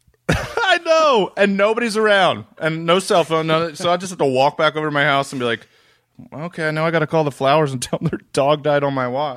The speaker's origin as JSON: {"language": "English", "region": "East Coast", "country": "United States", "said": "I'm from the East Coast"}